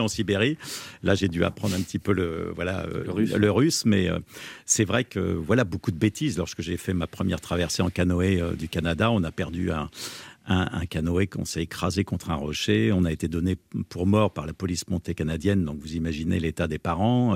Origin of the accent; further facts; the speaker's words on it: Sologne, Centre-Val de Loire, France; chez moi en Sologne, dans la ferme de mon grand-père